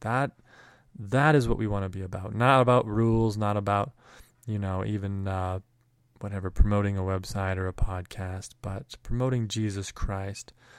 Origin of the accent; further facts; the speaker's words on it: Canada; both, uh, Mike and I growing up in Canada